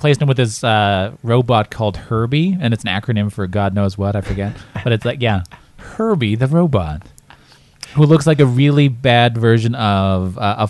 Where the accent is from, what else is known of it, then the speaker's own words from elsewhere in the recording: Asquith, Saskatchewan, Canada; my hometown of Asquith in Saskatchewan right now. Small town.